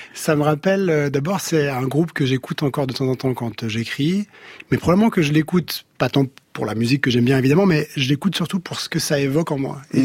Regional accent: Geneva, Switzerland; je suis né à Genève, Suisse, avec un sentiment évidemment très suisse

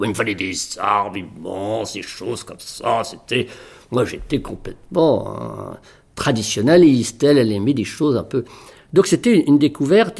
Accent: Villerville, Normandy, France; moved away; dans mon village natal, Villerville, qui est à 7 km de Trouville

